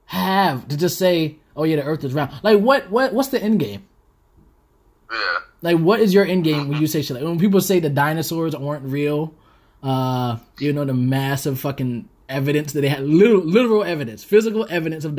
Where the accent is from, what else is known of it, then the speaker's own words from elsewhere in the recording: the South, United States; moved away; I'm from the South